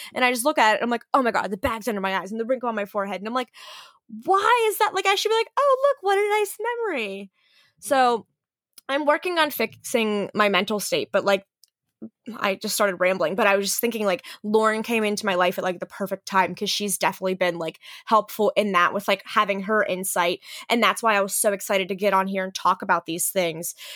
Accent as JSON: {"language": "English", "region": "Western Pennsylvania", "country": "United States", "tie": "born or raised there", "also_born_or_lived": "Philadelphia", "moved": "as an adult", "said": "I grew up in Western P"}